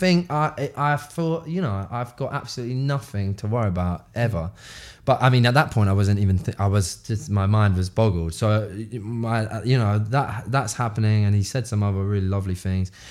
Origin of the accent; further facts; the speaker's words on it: London, United Kingdom; we're all from South Woodford